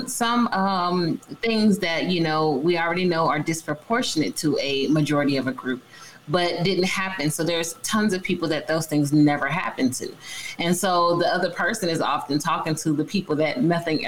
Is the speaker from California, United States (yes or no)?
yes; San Diego, California, United States; I grew up in San Diego, so that's home for me